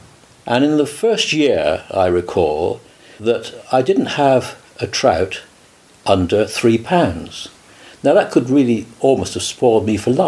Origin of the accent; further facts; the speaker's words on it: Cheltenham, South West England, United Kingdom; also born or lived in Somerset; I was born in Cheltenham in Gloucestershire 76 years ago